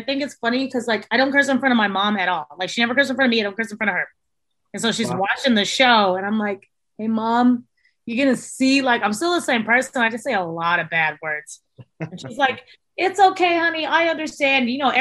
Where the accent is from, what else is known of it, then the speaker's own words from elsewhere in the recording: San Antonio, Texas, United States; we're from San Antonio.